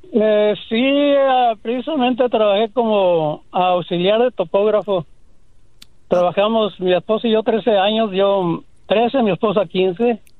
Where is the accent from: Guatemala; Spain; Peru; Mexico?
Mexico; Cananea, Sonora; now in Phoenix, United States; De Cananea, Sonora, la capital del mundo